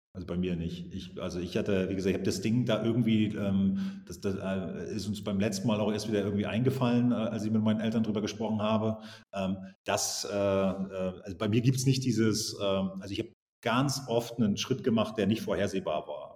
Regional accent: East Germany, Germany; Ich bin äh, groß geworden im Osten

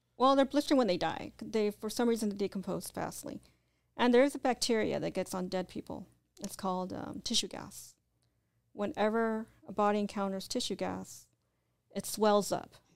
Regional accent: Orange County, California, United States; moved away; also born or lived in Whittier, Los Angeles / Riverside / Indio / Arizona; I grew up in Orange County.

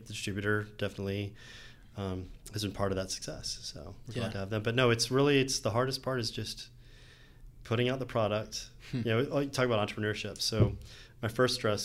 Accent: Atlanta, Georgia, United States; growing up in Atlanta

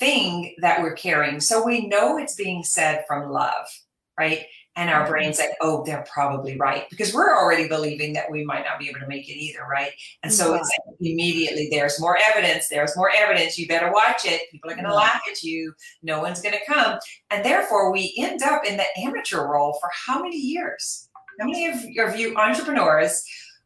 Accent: Louisiana, United States; I am from Louisiana.

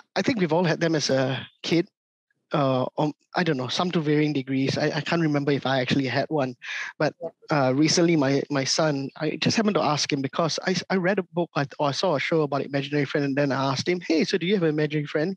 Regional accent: Singapore; growing up in Singapore and Southeast Asia

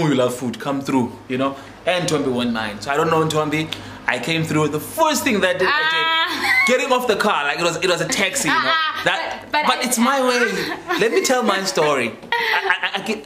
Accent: Dispatch, Eastern Cape, South Africa; moved away as an adult; also born or lived in Port Elizabeth; I'm born and raised in Dispatch.

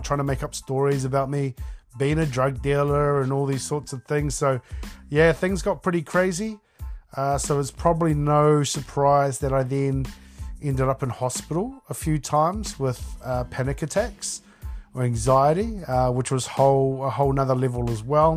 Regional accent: Taranaki, New Zealand; I am born and raised on the West Coast in Taranaki, Aotearoa, New Zealand.

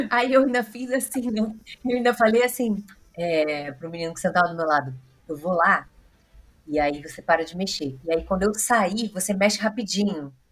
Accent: Rio de Janeiro, Brazil; A gente é carioca

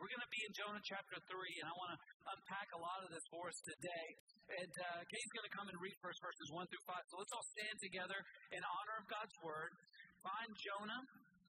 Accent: United States; I'm an American

